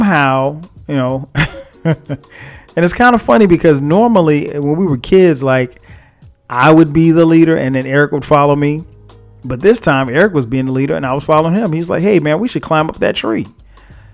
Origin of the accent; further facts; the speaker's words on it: Florence, South Carolina, United States; now in Atlanta, United States; I was recently home, back in my hometown, Florence, South Carolina